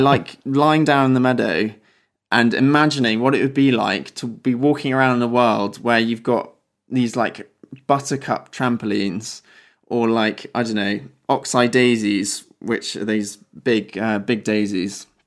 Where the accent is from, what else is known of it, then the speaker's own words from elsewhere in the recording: Wiltshire, South West England, United Kingdom; moved away as an adult; now in Oxford, United Kingdom; so I grew up in Wiltshire, down in the south of England